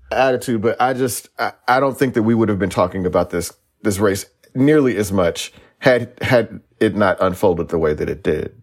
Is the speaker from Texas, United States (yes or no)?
yes; Texas, United States; I'm a Texan